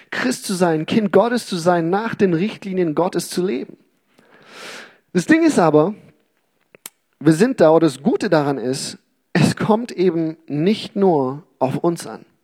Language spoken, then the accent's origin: German; Uganda; Okay, wir hatten in unserem Garten in Uganda, wo ich aufgewachsen bin, wir hatten da viele Fruchtbäume, Obstbäume auch, ähm, Mangos, Avocados, Zitronen und was weiß ich.